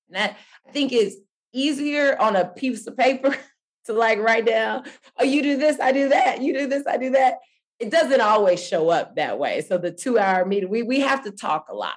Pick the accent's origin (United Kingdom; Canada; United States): United States; Dallas, Texas; I really started growing up in Dallas, Texas